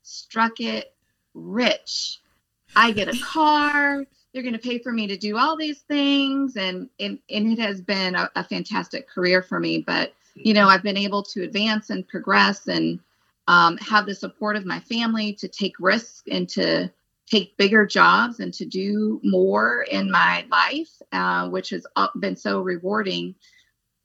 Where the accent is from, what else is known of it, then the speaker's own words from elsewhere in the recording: Phoenix, Arizona, United States; moved away as an adult; also born or lived in Los Angeles / Texas / Northern California; now in New Jersey, United States; I'm from Arizona, from Phoenix. I went to school in Phoenix